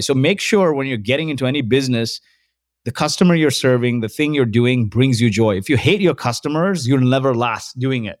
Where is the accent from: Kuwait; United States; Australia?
Kuwait; moved away; also born or lived in Mumbai, India; So, I was born in Kuwait. My parents are from India.